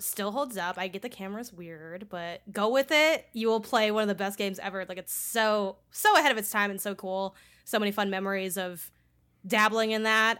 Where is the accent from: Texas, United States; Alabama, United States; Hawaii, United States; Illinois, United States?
Illinois, United States; Chicago; I grew up in Chicago and I went to school on the north side, like, downtown-ish, and I lived in the south side